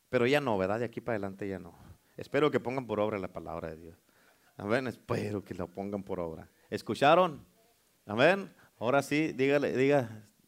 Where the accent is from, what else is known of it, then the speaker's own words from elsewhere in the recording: Mexico; now in United States; Uno como mexicano